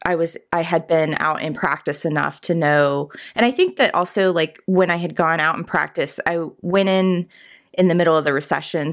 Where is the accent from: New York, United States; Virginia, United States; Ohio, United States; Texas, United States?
Virginia, United States; Richmond; I grew up in Richmond